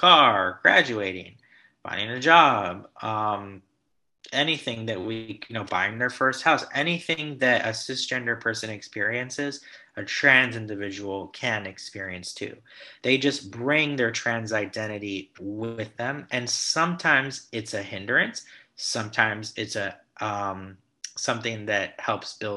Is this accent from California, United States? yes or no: yes; Los Angeles, California, United States; accent: Valley Boy; I'm based in Los Angeles, born and raised. You can't tell by my Valley Boy accent